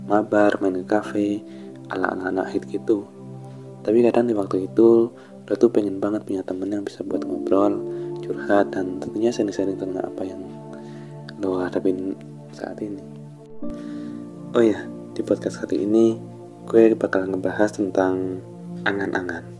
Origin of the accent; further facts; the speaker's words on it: Malang, East Java, Indonesia; born there; lahir di Kota Malang